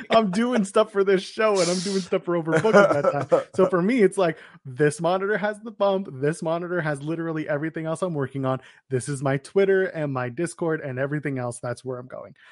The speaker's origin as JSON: {"language": "English", "country": "Canada", "said": "we're Canadian"}